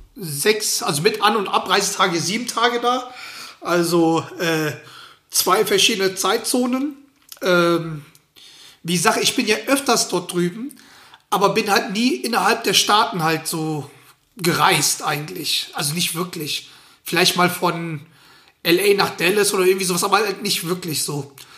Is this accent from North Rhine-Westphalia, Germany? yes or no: yes; Schwelm, North Rhine-Westphalia, Germany; now in Potsdam, Germany; da, wo ich herkomme, also bei den Schwelmer Basket, die hießen Union Baskets, ähm, damals